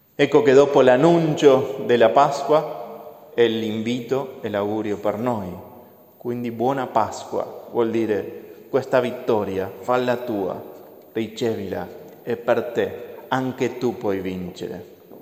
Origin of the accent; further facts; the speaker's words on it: Argentina; moved away; Io sono dell'Argentina